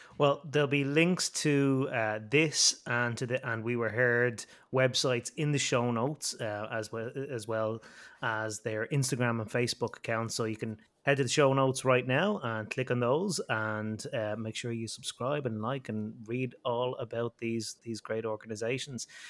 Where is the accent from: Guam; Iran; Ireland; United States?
Ireland; I'm Irish.